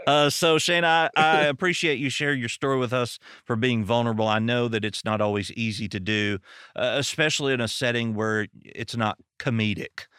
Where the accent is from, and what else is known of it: American South, United States; accent: southern